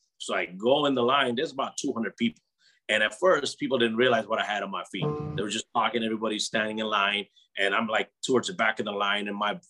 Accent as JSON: {"language": "English", "region": "Midwest", "country": "United States", "tie": "born or raised there", "also_born_or_lived": "New York", "lives_now": "Los Angeles, United States", "said": "I know everyone has different opinions because I lived in different parts of US at some point, growing up in the Midwest, living in New York and now in LA."}